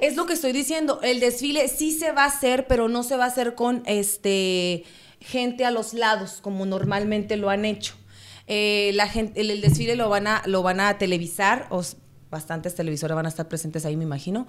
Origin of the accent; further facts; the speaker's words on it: Sonora, Mexico; moved away as an adult; now in United States; yo soy de Sonora